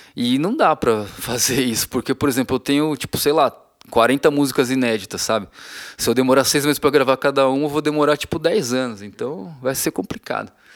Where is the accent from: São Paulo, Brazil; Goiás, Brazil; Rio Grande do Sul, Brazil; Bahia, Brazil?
Bahia, Brazil; Feira de Santana; desde que eu era criança que eu sou de Feira de Santana, na Bahia